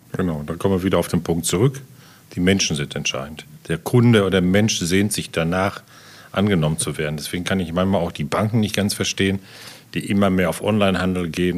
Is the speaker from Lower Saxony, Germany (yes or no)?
no; Dortmund, North Rhine-Westphalia, Germany; now in Lemgo, Germany; bin ja eigentlich Dortmunder